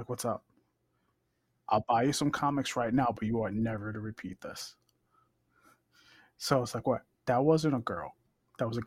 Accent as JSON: {"language": "English", "region": "New York", "country": "United States", "tie": "born or raised there", "said": "Growing up in New York, growing up in the Village"}